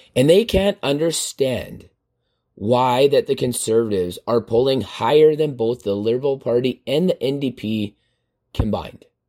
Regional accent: Canada; as Canadian citizens

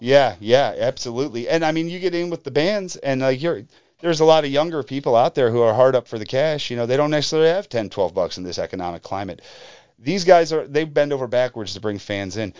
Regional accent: Madison, Ohio, United States; where I grew up out in Madison, Ohio

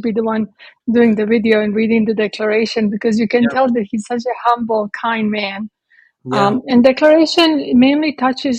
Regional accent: Croatia; moved away as an adult; also born or lived in Italy / London; now in Texas, United States; I was born in Croatia when it was Yugoslavia. I lived there until I was 18.

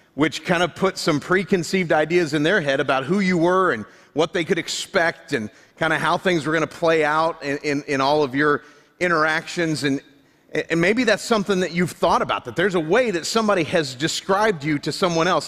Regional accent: Florida, United States; I grew up in Florida

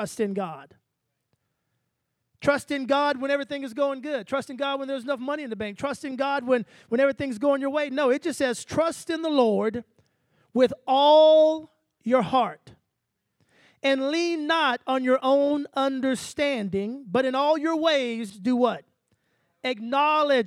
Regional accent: Texas, United States; I'm from the country. I'm from Texas. So we used to say bright-eyed and bushy-tailed

